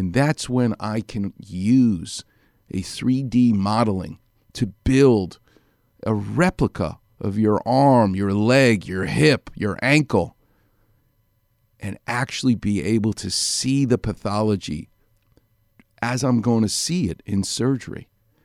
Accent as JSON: {"language": "English", "town": "New York City", "region": "New York", "country": "United States", "accent": "Far Rockaway", "moved": "yes", "lives_now": "Los Angeles, United States", "said": "my Far Rockaway accent"}